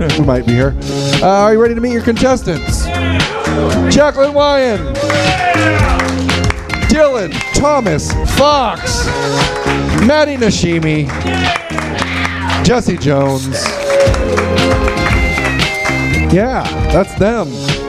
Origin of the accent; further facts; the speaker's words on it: Sweden; English is a second language; I'm from Sweden. We don't.